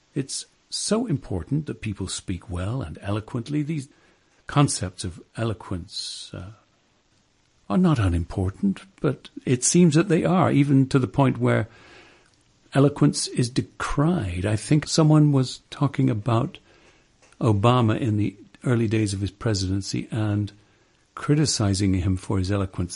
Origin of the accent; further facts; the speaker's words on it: England, United Kingdom; growing up in England